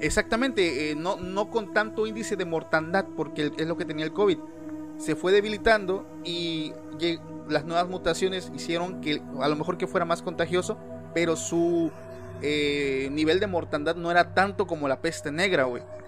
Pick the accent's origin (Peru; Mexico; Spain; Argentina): Mexico; aquí en mi país